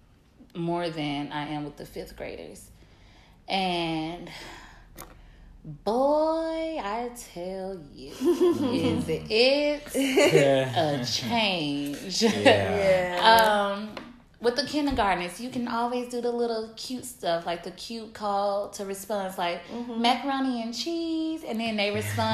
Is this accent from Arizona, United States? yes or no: no; Mississippi, United States; now in New Orleans, United States; what I was raised on in Mississippi.